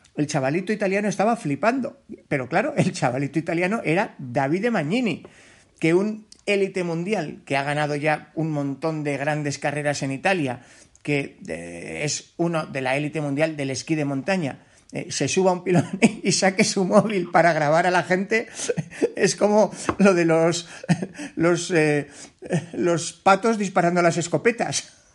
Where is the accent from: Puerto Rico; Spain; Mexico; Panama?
Spain; Navarre; siendo navarro